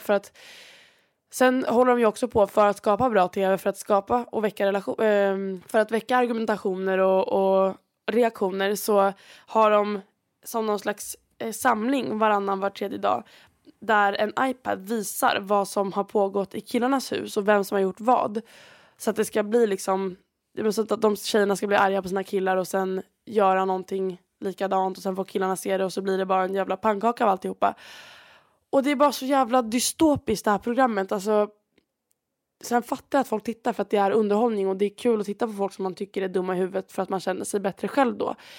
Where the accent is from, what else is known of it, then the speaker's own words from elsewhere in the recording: Sweden; moved away; jag var hemma i Sverige